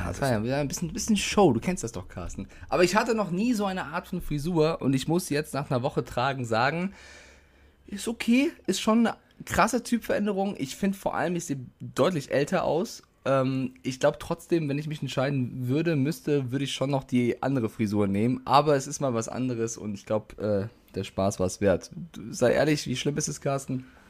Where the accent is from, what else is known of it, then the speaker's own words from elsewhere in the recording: Frankfurt, Hesse, Germany; ich bin in Frankfurt geboren